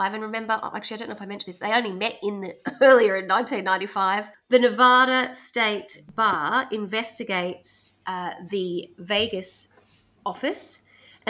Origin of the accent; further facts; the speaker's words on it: Australia; growing up in Australia